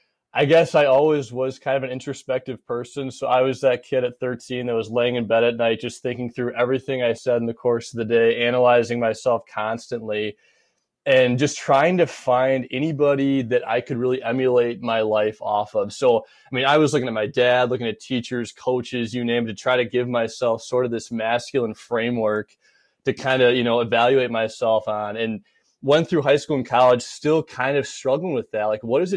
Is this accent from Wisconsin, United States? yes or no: yes; Janesville, Wisconsin, United States; moved away as an adult; Janesville, Wisconsin. So good old southern Wisconsin right off the Illinois border.